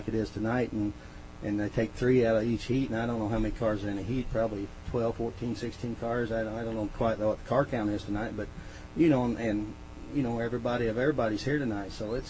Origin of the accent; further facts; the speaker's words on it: Martinsville, Indiana, United States; Martinsville, Indiana.